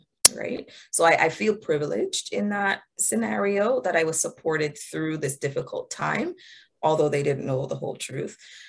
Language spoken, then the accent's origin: English; Jamaica; So I'm from Jamaica. I was born in Jamaica.